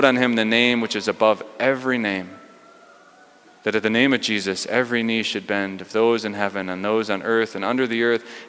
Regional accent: Delano, United States; well, I grew up in Delano and they only moved here 25 years ago.

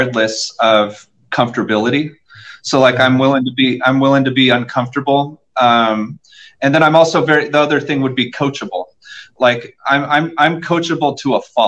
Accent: Southern California, United States; moved away as an adult; also born or lived in Anaheim Hills, Orange County, California; now in Nashville, United States; I'm from Southern California.

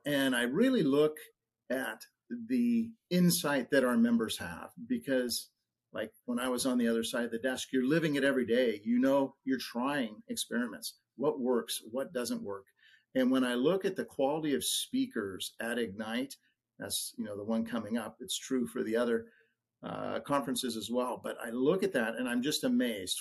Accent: Oregon, United States; I'm from Oregon

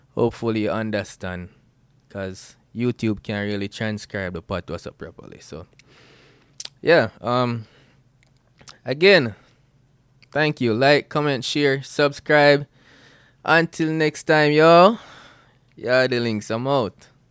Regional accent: Bluefields, Westmoreland, Jamaica; moved away as an adult; now in Atlanta, United States; I'm Jamaican, born out of Blue Fields, West Mullen, Jamaica, and grew up there

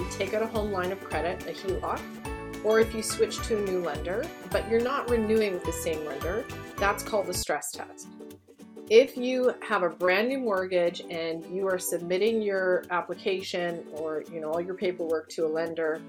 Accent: Canada; also born or lived in Greater Toronto Area, Ontario; we're Canadian

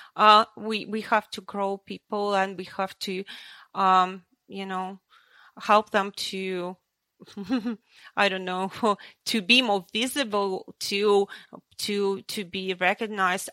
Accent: Ukraine; also born or lived in Russia; now in Sydney, Australia; I was born in Ukraine

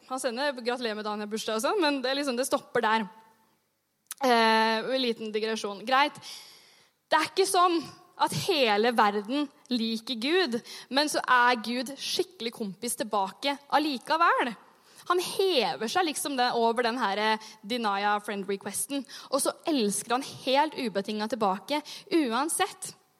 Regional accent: Sandefjord, Vestfold, Norway; moved away; Jeg har jobba som ungdomsleder hjemme i Sandefjord

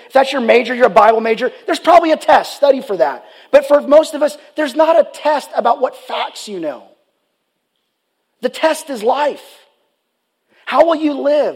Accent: Richardson, Texas, United States; the high school where I grew up at, Richardson High School

